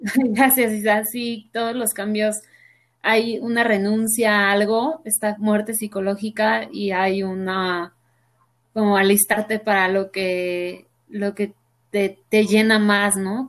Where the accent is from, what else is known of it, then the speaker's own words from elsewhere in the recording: Mexico; soy mujer mexicana, muy orgullosamente mexicana